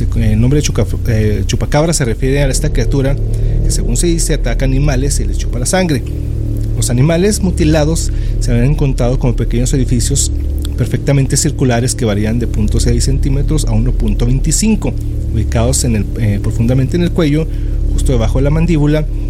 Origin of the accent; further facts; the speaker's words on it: Mexico; como mexicanos